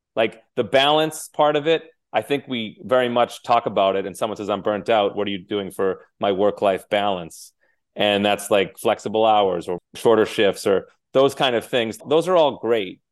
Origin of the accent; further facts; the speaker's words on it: Cape Cod, Massachusetts, United States; I was raised in Cape Cod, Massachusetts